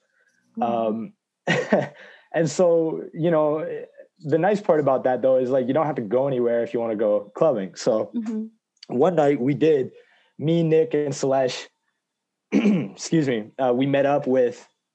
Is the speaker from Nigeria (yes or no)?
no; England, United Kingdom; I'm from England